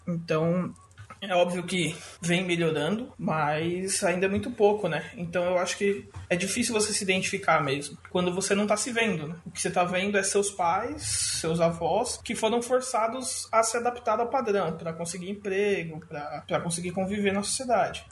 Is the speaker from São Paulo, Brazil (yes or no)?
yes; São Paulo, Brazil; sou aqui da Zona Leste de São Paulo, Zona Norte, meia Zona Leste, meia Zona Norte